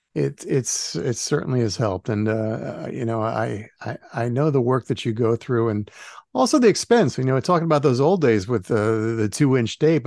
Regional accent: New Jersey, United States; I grew up in New Jersey

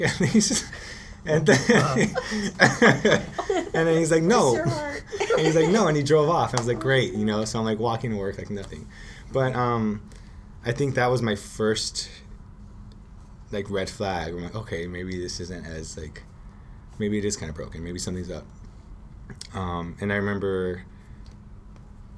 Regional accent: Los Angeles, California, United States; I grew up in Boyle Heights

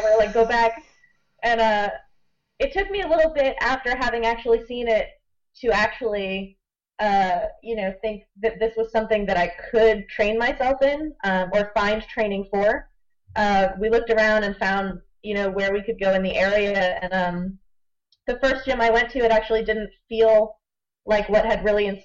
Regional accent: United States; now in Chiang Mai, Thailand; I'm an American currently living in Chiang Mai, Thailand

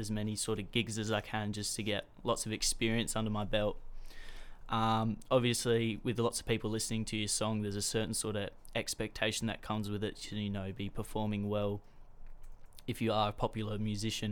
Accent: Port Elliot, South Australia, Australia; 17 years old from Port Elliot

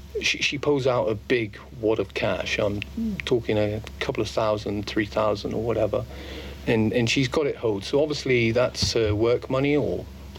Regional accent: Plymouth, South West England, United Kingdom; moved away as an adult; now in Estonia; Yeah, in my hometown. Plymouth.

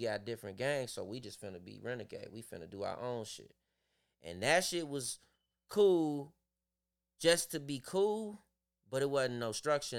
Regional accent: Chicago, Illinois, United States; I grew up in that whole area

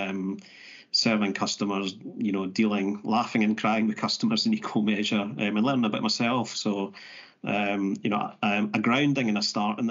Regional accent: Bridge of Weir, Scotland, United Kingdom; also born or lived in Bothwell; I grew up near Glasgow, a little village called Bridge of Weir.

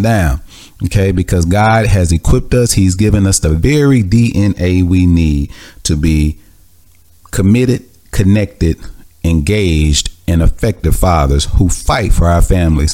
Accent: Mississippi, United States; I grew up in Mississippi with a lot of anger and hatred and animosity.

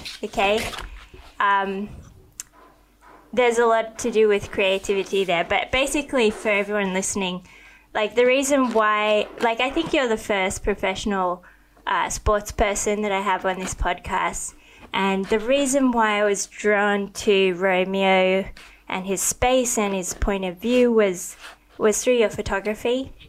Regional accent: Australia; also born or lived in Thailand; I didn't grow up in America. I grew up in Australia and Thailand. I mean, we have rugby union and we've got AFL

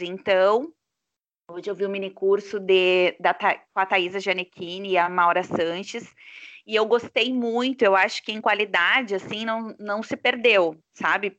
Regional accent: Santa Maria, Rio Grande do Sul, Brazil; Sou de Santa Maria

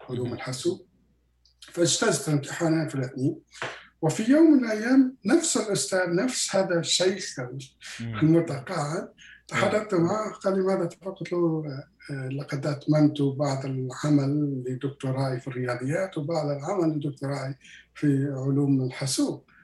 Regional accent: Quebec, Canada; أنا من مقاطعة كيباك أنا من كندا من مقاطعة كيباك نحن ندرس بالفرنسية

